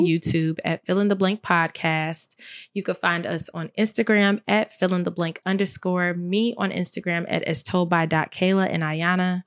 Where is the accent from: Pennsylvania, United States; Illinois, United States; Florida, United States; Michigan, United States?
Illinois, United States; Chicago; I'm from Chicago